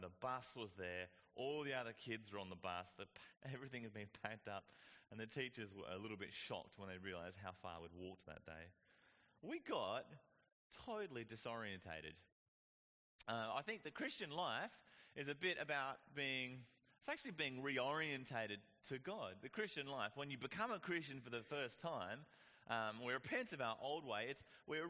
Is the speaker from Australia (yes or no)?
yes; Whyalla, South Australia, Australia; I grew up in Whyalla.